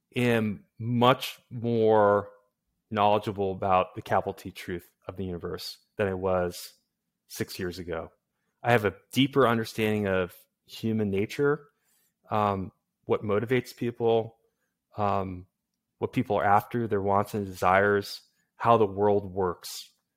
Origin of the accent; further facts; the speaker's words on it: Massachusetts, United States; I'm from Massachusetts